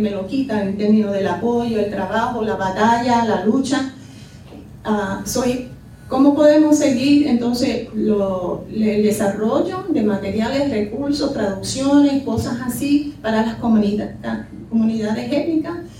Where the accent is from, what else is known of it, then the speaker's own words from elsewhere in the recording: Chicago, Illinois, United States; also born or lived in Puerto Rico; me crié eh, en Chicago, viví en Puerto Rico y volví a Chicago